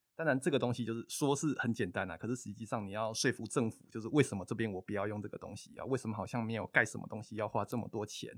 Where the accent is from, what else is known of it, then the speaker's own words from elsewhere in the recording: Taiwan; 像我们台湾人习惯台北动物园